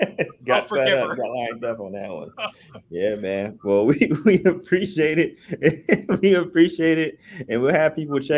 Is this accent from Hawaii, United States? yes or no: no; Dayton, Ohio, United States; I'm from Dayton